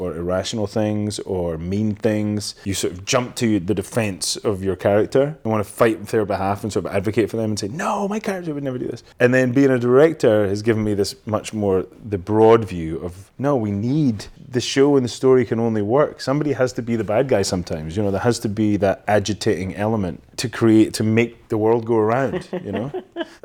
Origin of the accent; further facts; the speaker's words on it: Elgin, Scotland, United Kingdom; Elgin is like funny. It's a funny little town and I love it now, but at the time I couldn't wait to get away from